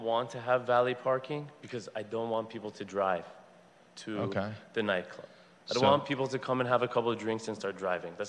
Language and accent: English; Los Angeles, California, United States; For 30 years, my father ran the Olympic Collection Banquet and Conference Center on the corner of Olympic and Sawtelle, and I grew up in that kitchen